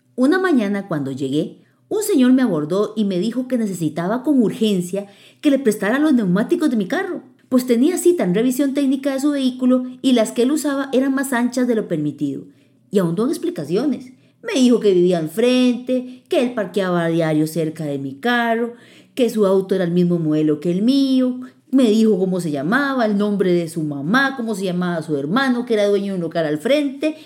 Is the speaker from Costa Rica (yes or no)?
yes; Costa Rica; como buena tica, hablaba el español